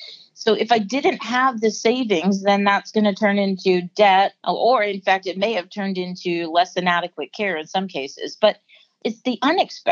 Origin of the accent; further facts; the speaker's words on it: Pennsylvania, United States; I grew up in Pennsylvania